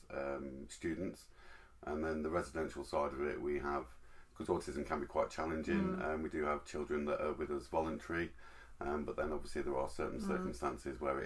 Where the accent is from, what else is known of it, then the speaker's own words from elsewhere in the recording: Isle of Man; I grew up in the Isle of Man, so very, very backward